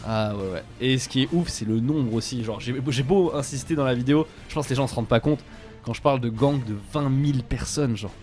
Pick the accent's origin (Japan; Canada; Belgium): Japan; moved away; quand j'étais petit, euh, au Japon